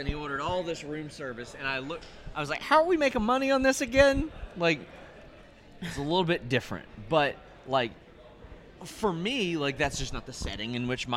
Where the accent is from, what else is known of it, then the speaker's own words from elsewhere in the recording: between Cincinnati and Lexington, Kentucky, United States; now in Lexington, United States; Middle of nowhere between Cincinnati and Lexington, and yeah, now I've moved to Lexington